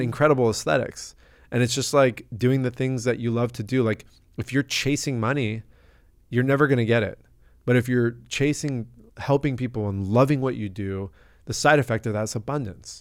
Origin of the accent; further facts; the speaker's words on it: La Jolla, California, United States; I'm from La Jolla, California, born and raised.